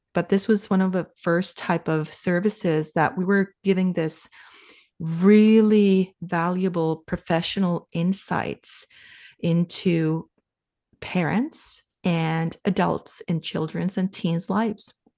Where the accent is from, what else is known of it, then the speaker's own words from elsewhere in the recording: Finland; moved away as an adult; now in Canada; I'm from Finland, and we, we left for Canada